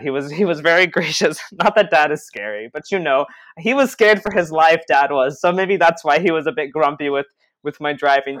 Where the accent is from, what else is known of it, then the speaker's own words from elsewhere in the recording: Israel; we're from Israel